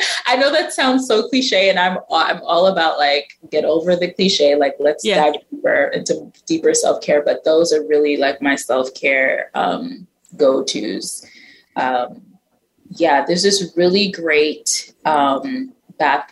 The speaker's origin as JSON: {"language": "English", "town": "New York City", "region": "New York", "country": "United States", "tie": "born or raised there", "said": "growing up in Brooklyn, I was so young and naive"}